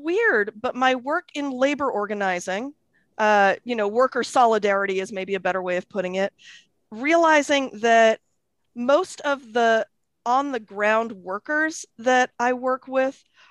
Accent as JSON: {"language": "English", "town": "Akron", "region": "Ohio", "country": "United States", "tie": "born or raised there", "also_born_or_lived": "England", "said": "I was born in England. We came to Akron, Ohio when I was a toddler. And so I grew up in the Midwest"}